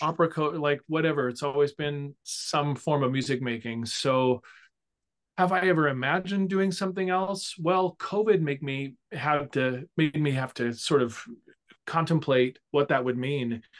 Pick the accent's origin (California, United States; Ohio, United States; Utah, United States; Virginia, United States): California, United States; Sacramento; moved away as an adult; also born or lived in Illinois / Iowa City; Music Circus in Sacramento, which is my hometown